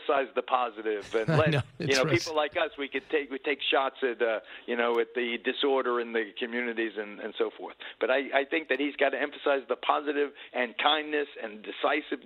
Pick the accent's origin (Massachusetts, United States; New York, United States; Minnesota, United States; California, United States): New York, United States; my home state of New York